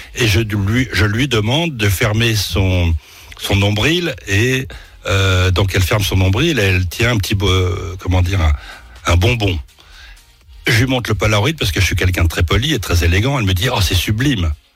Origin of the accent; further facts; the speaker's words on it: Clichy-sous-Bois, Île-de-France, France; also born or lived in Paris; En étant né dans le sixième et en étant, euh, comment dire, euh, vécu à Clichy-sous-Bois, Montfermeil, je suis parisien.